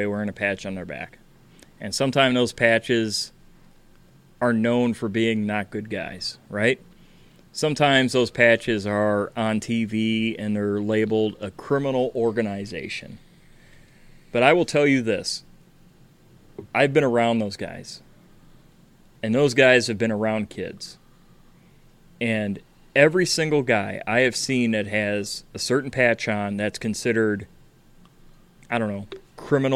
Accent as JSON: {"language": "English", "town": "Chicago", "region": "Illinois", "country": "United States", "said": "I'm from Chicago"}